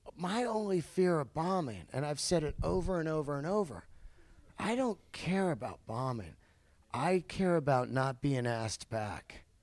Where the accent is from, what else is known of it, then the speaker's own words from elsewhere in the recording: Bay Area, California, United States; growing up in the Bay Area